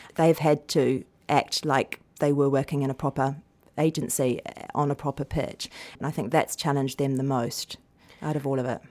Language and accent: English; New Zealand; moved away; I come from New Zealand